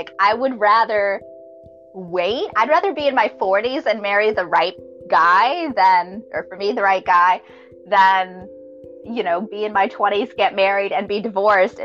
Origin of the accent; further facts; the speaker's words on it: Florida, United States; also born or lived in Massachusetts; now in Georgia, United States; my family's from Massachusetts. That's where I was born. I grew up in Florida, but I live in Georgia